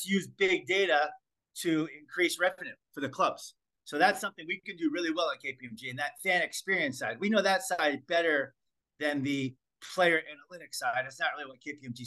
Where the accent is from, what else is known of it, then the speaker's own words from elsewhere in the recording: United States; moved away; also born or lived in Australia; I'm an American